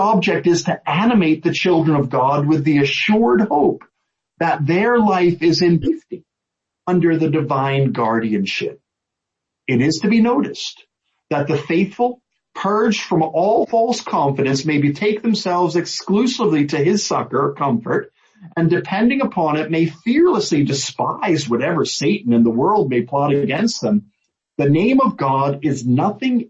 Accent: United States; as an American

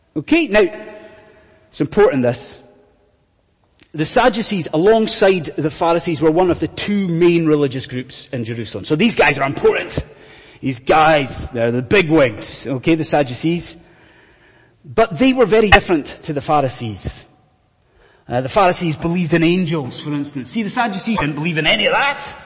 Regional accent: Scotland, United Kingdom; I'm a Scotsman, as you may have gathered from the accent. I was brought up in Scotland in the 1980s

